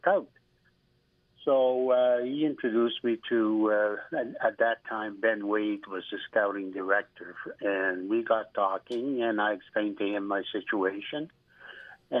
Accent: Noranda, Quebec, Canada; I'm originally from Noranda, Quebec, and I had played over there

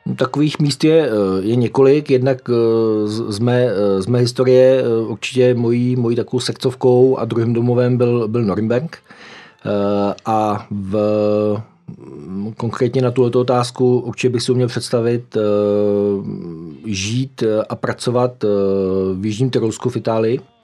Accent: Ostrov, Karlovy Vary Region, Czechia; Narodil jsem se e, v Ostrově, což je na Karlovarsku, v roce 73.

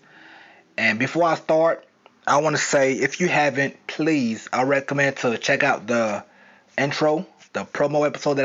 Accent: the South, United States; accent: southern; I was trying to hide my southern accent.

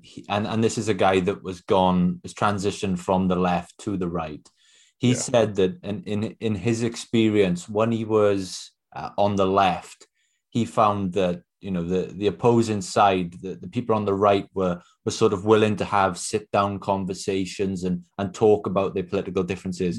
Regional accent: Wales, United Kingdom; I'm from Wales myself

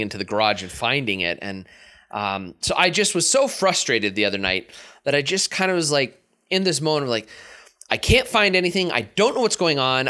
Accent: Erie, Pennsylvania, United States; also born or lived in Meadville, Pennsylvania; I moved from Meadville, Pennsylvania, back home to Erie

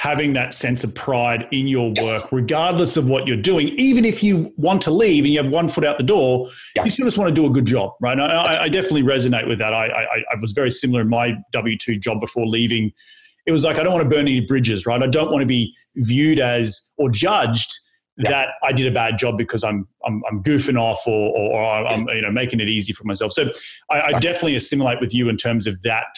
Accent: Australia; growing up in Australia, it was very, you know, I grew up with blue collar parents

